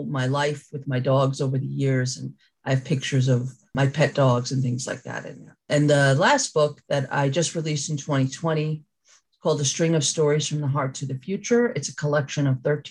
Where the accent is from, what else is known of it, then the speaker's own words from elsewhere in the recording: New Rochelle, New York, United States; I'm from New Rochelle, New York